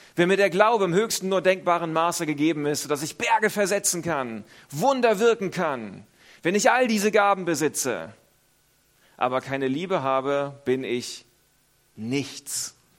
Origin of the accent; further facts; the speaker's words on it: Northern Germany, Germany; moved away; Ich selber komme aus Norddeutschland